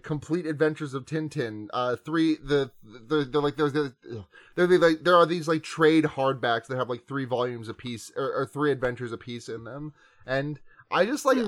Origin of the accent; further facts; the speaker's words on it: US East Coast, United States; accent: American; also born or lived in California; I was born out in California, and my family moved out here to the other coast when I was about uh, five or six.